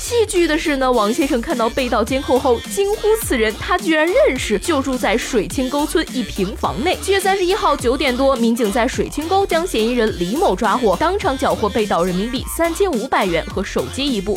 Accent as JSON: {"language": "Chinese", "country": "China", "said": "作为一个中国人，我却不会打麻将"}